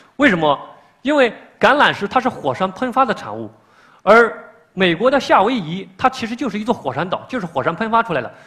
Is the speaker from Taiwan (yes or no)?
no; China; 我们中国人